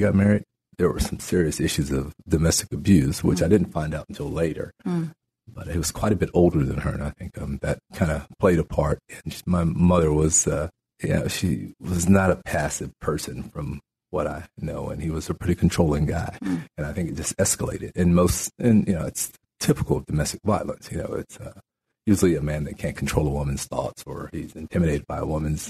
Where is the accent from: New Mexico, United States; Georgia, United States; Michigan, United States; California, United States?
New Mexico, United States; moved away as an adult; also born or lived in Natchitoches Parish, Louisiana; now in Shreveport, United States; my grandparents moved my brother and I to New Mexico, and I grew up in New Mexico